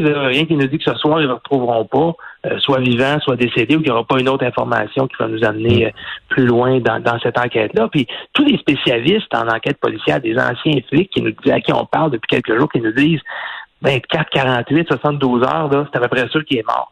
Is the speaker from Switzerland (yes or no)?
no; Quebec, Canada; chez nous au Québec